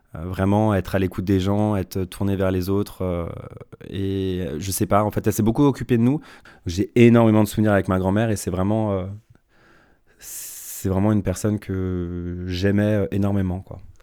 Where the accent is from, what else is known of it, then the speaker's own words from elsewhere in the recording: Tassin-la-Demi-Lune, Auvergne-Rhône-Alpes, France; je suis né à Tassin la demi-lune, dans la province euh, de Lyon. Euh, j'ai grandi dans une famille aimante